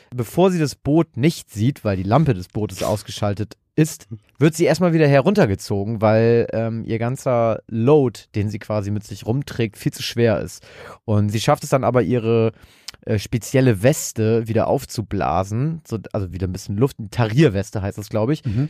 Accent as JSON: {"language": "German", "country": "Germany", "said": "als Deutscher"}